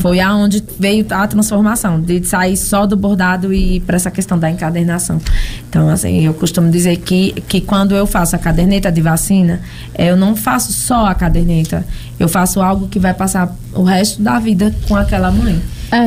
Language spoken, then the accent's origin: Portuguese; São Paulo, Brazil; moved away as an adult; eu nasci e me criei em São Paulo